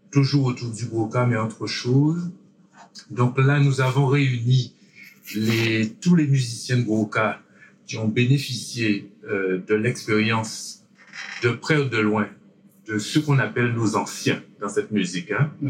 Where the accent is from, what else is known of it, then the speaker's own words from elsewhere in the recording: French Antilles, France; que le 1er novembre chez nous aux Antilles, c'est le jour où tout le monde va au cimetière déposer une bougie pour leur disparu.